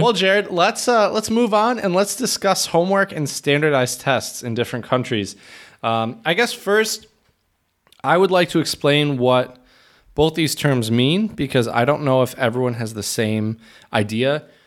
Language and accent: English; Michigan, United States; moved away as an adult; now in Czech Republic; I was from Michigan